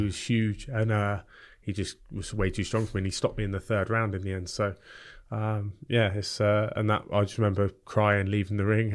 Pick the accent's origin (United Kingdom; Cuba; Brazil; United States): United Kingdom; Bournemouth, South West England; also born or lived in Epsom / South London; we moved down to Bournemouth when I was three years old